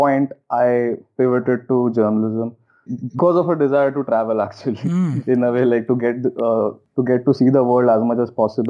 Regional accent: Mumbai, Maharashtra, India; also born or lived in Karnataka; So I started out from Mumbai, which is my hometown.

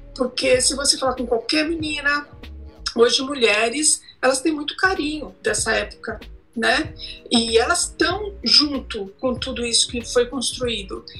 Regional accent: São Bernardo do Campo, São Paulo, Brazil; sou de São Bernardo do Campo, São Paulo

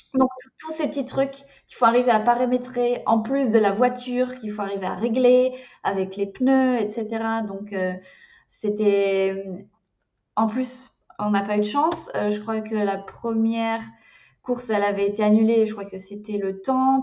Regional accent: France; moved away as an adult; now in Germany; je suis française, expatriée en, en, Allemagne depuis bientôt, en tout cas, je suis dans ma cinquième année.

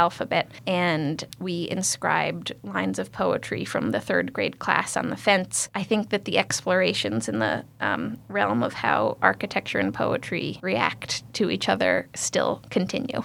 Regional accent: Pittsfield, Massachusetts, United States; moved away as an adult; also born or lived in Cambridge, Massachusetts / Connecticut; I was born in Pittsfield, and I am the fourth generation of my family to live in the Berkshires

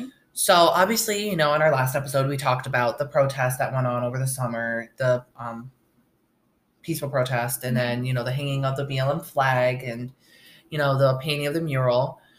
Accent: upstate New York, United States; born or raised there; now in Oswego, United States

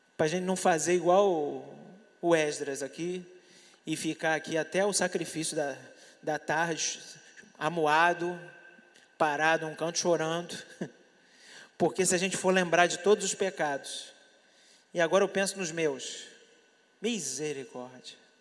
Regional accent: Brazil; eu sou brasileiro, eu estou aqui

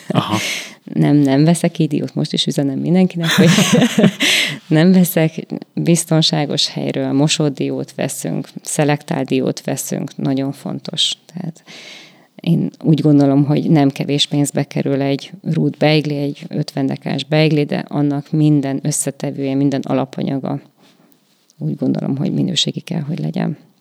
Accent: Salonta, Bihor County, Romania; now in Békéscsaba, Hungary; nálunk ugye nagy szalontán az volt a divat

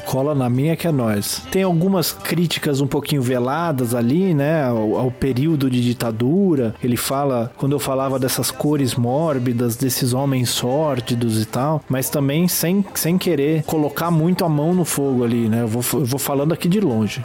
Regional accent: Brazil; aqui no Brasil

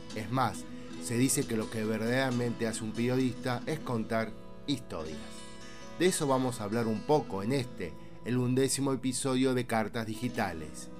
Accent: Argentina; mi país, Argentina

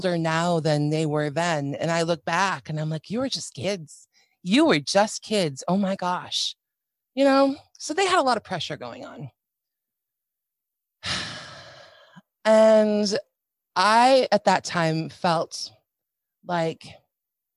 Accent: Minnesota, United States; So we lived in a Midwestern town in Minnesota. I'm from Minnesota

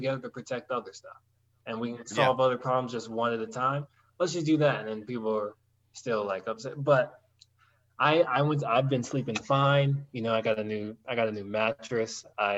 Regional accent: Denver, Colorado, United States; also born or lived in Los Angeles; I was born in Denver, and I've been in Denver ever since

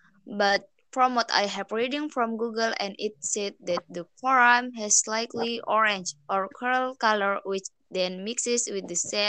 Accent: Lombok, West Nusa Tenggara, Indonesia; I'm a vlogger from Lombok, Nusa Tenggara Barat.

